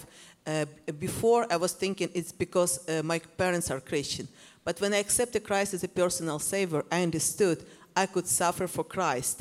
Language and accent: English; Ukraine; I grew up in Soviet Union, and I grew up in a time when there was persecution in our country